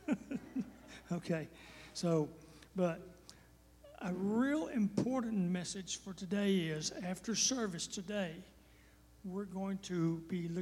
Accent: Texas, United States; I am from Texas

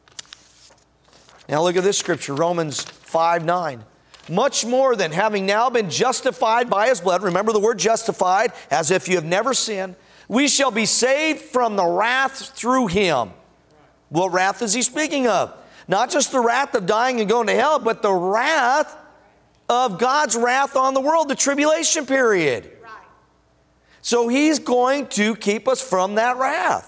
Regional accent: Denver, Colorado, United States; moved away; also born or lived in Washington / Tulsa County; I'm from Denver

